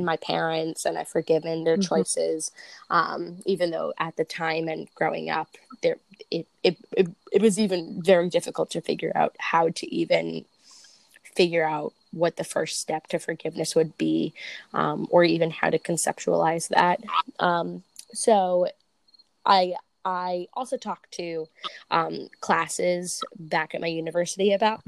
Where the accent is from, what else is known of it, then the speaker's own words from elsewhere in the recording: New Jersey, United States; I'm from Jersey